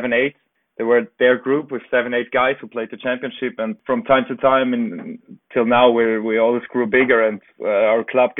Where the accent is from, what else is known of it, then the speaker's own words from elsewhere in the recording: Italy; moved away as an adult; also born or lived in Vienna, Austria; I grew up in Italy, went there for studies to Vienna with 18 years